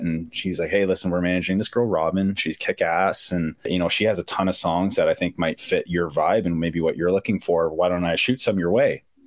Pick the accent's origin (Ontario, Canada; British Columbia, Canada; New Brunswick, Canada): Ontario, Canada; Ajax; I grew up about uh, a half hour outside of Toronto, a little town. Well, not a little town anymore, but a town called Ajax